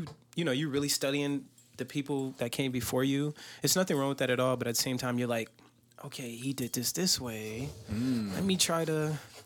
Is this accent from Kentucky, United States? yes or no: no; Detroit, Michigan, United States; Detroit, man.